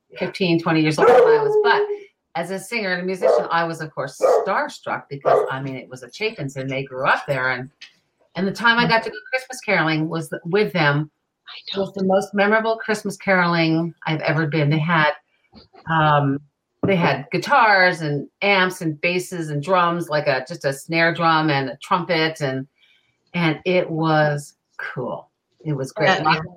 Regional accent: New York City, New York, United States; now in Vermont, United States; I grew up on Grace Court

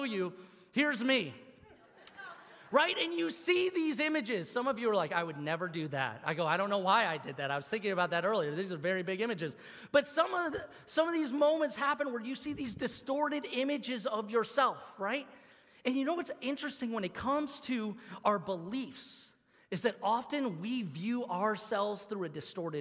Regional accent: Troy, Michigan, United States; When I was a kid, I grew up here in Troy, and I used to play soccer here in Birmingham

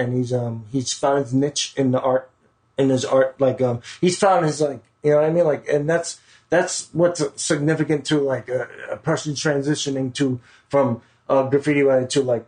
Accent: New York City, New York, United States; We're from Queens

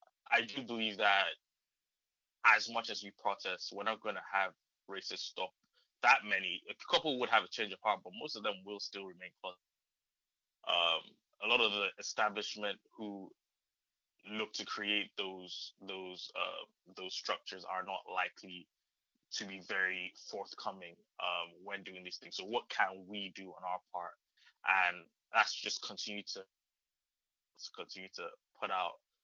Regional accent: Nigeria; moved away; I grew up in Nigeria, so everybody in and around me was Black

